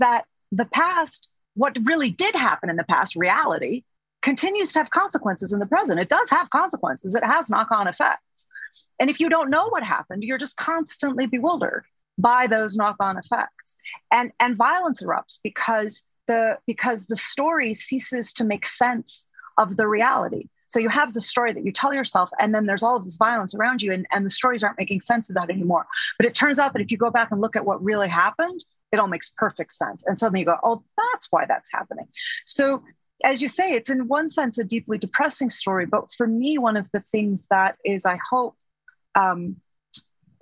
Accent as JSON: {"language": "English", "country": "United States", "said": "I'm an American"}